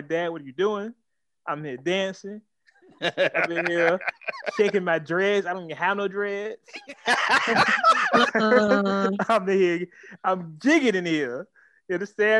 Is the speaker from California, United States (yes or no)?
yes; Oakland, California, United States; moved away; I'm originally from East Oakland